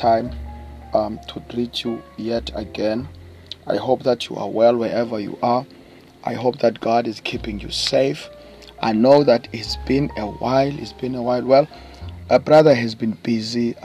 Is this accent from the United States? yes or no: no; East London, Eastern Cape, South Africa; I come all the way from South Africa, by the way, to those who don't know, in the Eastern Cape province, in a small town called East London.